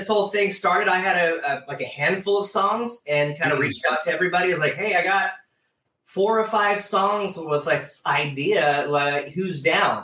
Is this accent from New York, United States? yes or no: no; Modesto, California, United States; we're from Modesto, California